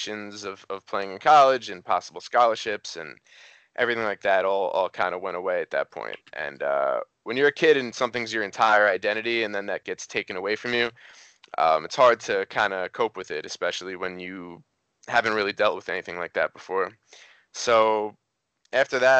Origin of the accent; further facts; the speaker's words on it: New York, United States; moved away as an adult; also born or lived in Cincinnati; I moved to Cincinnati. I'm from New York originally